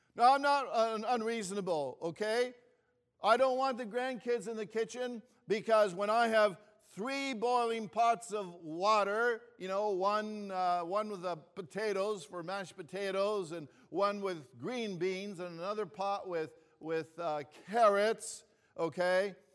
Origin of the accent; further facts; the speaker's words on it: Toronto, Ontario, Canada; also born or lived in Greece; I was born in Greece and we were new immigrants to Canada when I was just five years old. And I remember when I was growing up here in Toronto